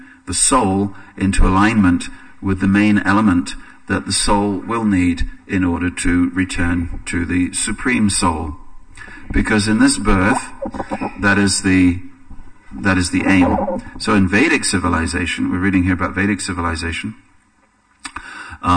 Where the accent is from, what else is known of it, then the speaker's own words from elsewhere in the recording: England, United Kingdom; for me as an Englishman